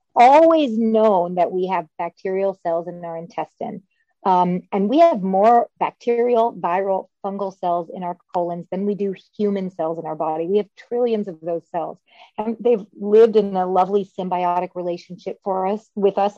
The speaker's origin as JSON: {"language": "English", "town": "Louisville", "region": "Kentucky", "country": "United States", "tie": "born or raised there", "also_born_or_lived": "Cambridge, Massachusetts / Boston, Massachusetts / Chicago, Illinois", "moved": "as an adult", "said": "now I'm practicing back in my hometown of Louisville, Kentucky."}